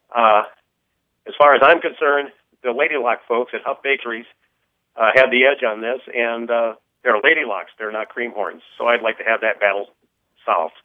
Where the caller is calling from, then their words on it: Council Bluffs, Iowa, United States; also born or lived in Cleveland, Ohio; I'm calling from Council Bluffs, Iowa.